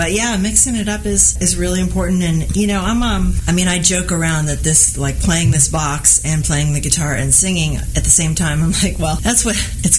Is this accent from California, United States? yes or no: yes; California, United States; also born or lived in Haight-Ashbury, San Francisco; now in Los Angeles, United States; I was born in the Haight-Ashbury, but then I grew up in wine country.